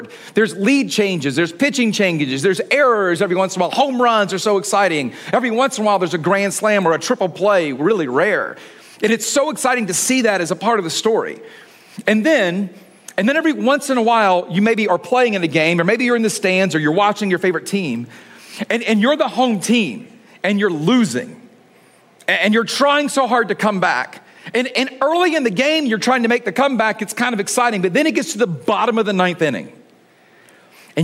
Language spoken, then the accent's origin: English; Atlanta, Georgia, United States; I grew up in Atlanta